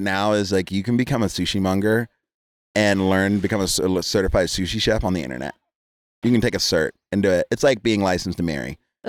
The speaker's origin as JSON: {"language": "English", "region": "East Coast", "country": "United States", "tie": "born or raised there", "also_born_or_lived": "Jamaica", "said": "For the record, I am Jamaican. I'm Caribbean. Growing up on the East Coast."}